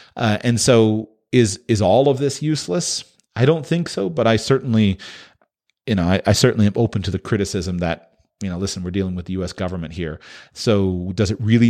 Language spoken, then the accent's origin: English; United States; I'm American